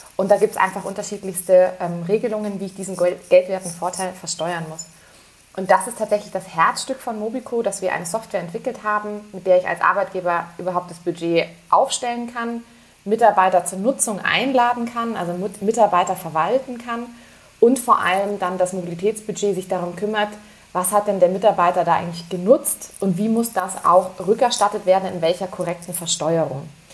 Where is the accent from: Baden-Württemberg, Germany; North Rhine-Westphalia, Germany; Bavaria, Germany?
Bavaria, Germany; Munich; ich bin Münchnerin